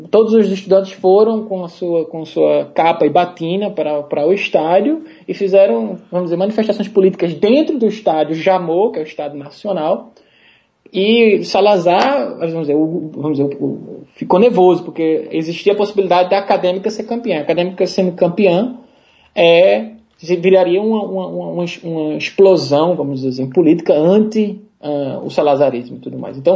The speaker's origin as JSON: {"language": "Portuguese", "region": "Pernambuco", "country": "Brazil", "lives_now": "Portugal", "said": "E era até um choque para mim, porque originalmente eu sou de, de, Pernambuco, né? E em Pernambuco a gente aprende que você tem que torcer para um time local."}